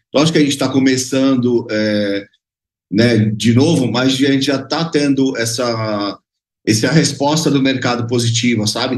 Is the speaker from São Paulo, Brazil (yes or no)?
yes; Baixada Santista, São Paulo, Brazil; Eu sou do, do da Baixada Santista, né? Eu moro no, no, Guarujá, mas a empresa fica em Santos